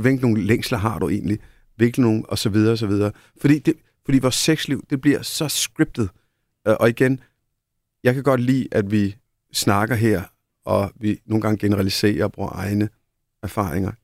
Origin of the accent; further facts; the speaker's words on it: India; now in Denmark; Nu, jeg er født i Indien.